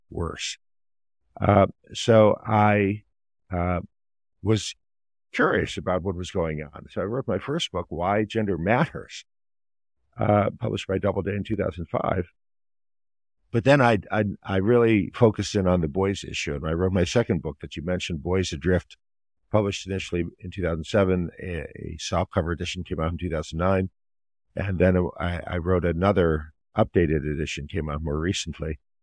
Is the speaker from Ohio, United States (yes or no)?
yes; Ohio, United States; moved away as an adult; also born or lived in Maryland; I grew up in Ohio, and I, I attended public schools, kindergarten through twelfth grade